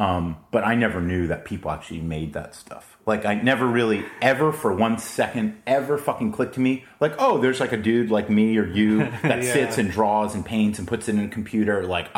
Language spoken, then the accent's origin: English; Florida, United States; moved away as an adult; also born or lived in New York; now in San Diego, United States; So we moved to Florida. And so I mainly grew up, like, after the age of 5 in Florida. Went to college in Florida as well, University of Florida